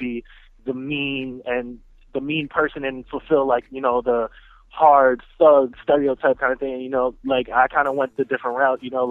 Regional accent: New York City, New York, United States; now in Philadelphia, United States; I'm actually originally from Brooklyn, New York.

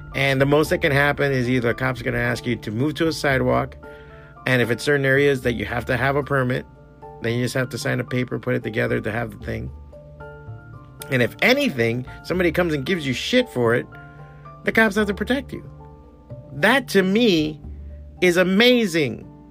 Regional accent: United States; I'm American because I was born here

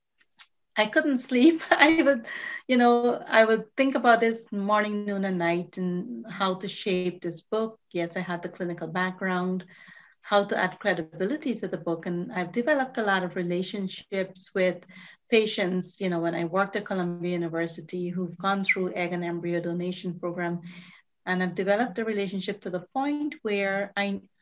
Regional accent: Guyana; moved away as an adult; I came from Guyana as an immigrant, you know, in my very early 20s

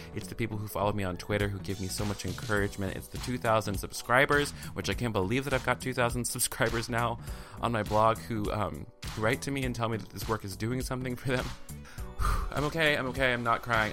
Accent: the South, United States; I'm from the South

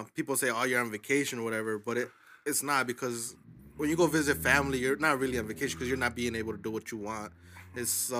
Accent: Aurora, Illinois, United States; also born or lived in Zacatecas, Mexico (family); I was born here

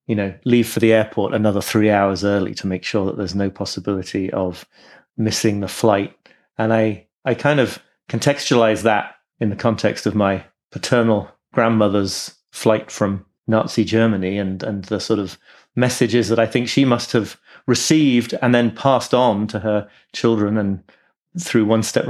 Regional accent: York, Yorkshire and the Humber, United Kingdom; also born or lived in Liverpool, United Kingdom; I was born in Liverpool, actually. I grew up in York, but I was born in Liverpool.

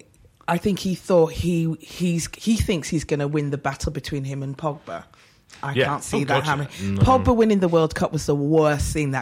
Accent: Leeds, Yorkshire and the Humber, United Kingdom; moved away as an adult; also born or lived in London; I'm from Leeds

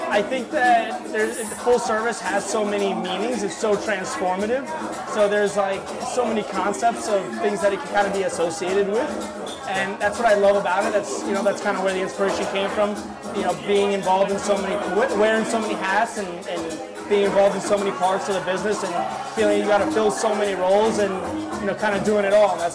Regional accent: New York, United States; some of what I grew up with in New York

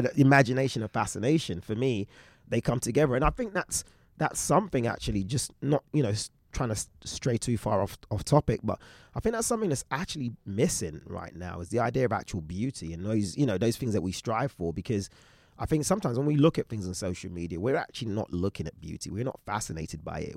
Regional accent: London, United Kingdom; moved away as an adult; also born or lived in Shoreditch; now in Los Angeles, United States; I grew up in East London.

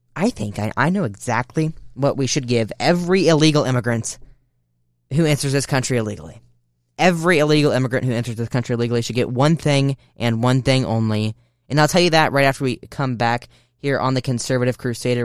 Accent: United States; As American citizens

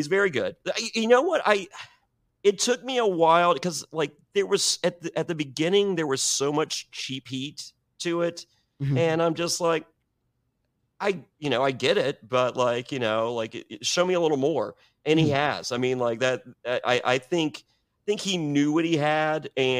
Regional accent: Danville, Virginia, United States; I grew up in Danville and the Greensboro Coliseum was 45 minutes from my house.

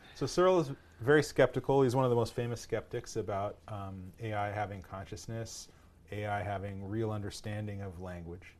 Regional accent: Thousand Oaks, California, United States; also born or lived in Boston, Massachusetts / Waltham, Massachusetts; we moved out to Thousand Oaks, California, out, uh, suburb L

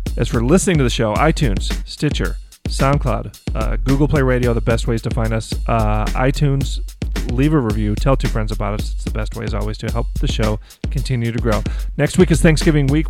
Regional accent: Detroit, Michigan, United States; I'm from Detroit

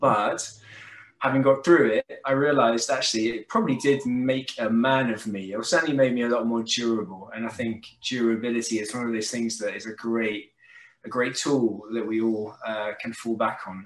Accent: south of England, United Kingdom; I was an only child brought up in a, a, kind of little village in the south of England

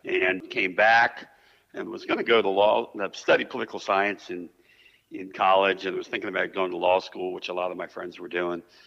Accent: United States; I'm born and raised in Montgomery County

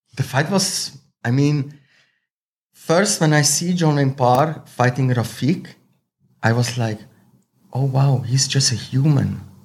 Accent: Zurich, Switzerland; English is a second language; now in Thailand; I'm original from Slovenia, Croatia mix, um, but raised in Switzerland. So I grow up most of the time in Switzerland. I'm born in Switzerland.

